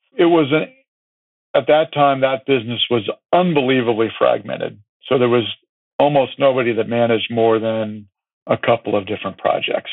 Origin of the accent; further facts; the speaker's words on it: California, United States; growing up in California